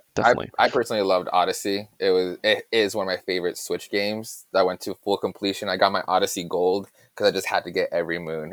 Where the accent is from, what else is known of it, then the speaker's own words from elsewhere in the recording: Yuma, Arizona, United States; originally, we're, we're both from Yuma, Arizona